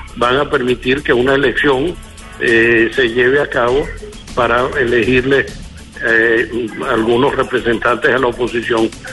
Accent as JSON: {"language": "Spanish", "country": "Venezuela", "moved": "yes", "said": "estoy lejos pero no estoy ausente y estoy muy orgulloso de mi pueblo"}